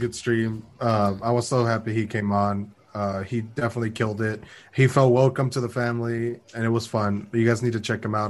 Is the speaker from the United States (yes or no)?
yes; San Antonio, Texas, United States; We're from San Antonio.